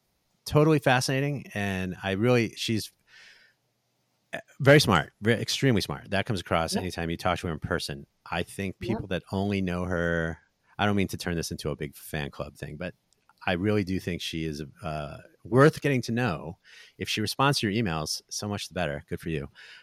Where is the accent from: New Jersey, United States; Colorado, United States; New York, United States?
New Jersey, United States; now in Las Vegas, United States; I'm from New Jersey, so I think some of my family was out here for that.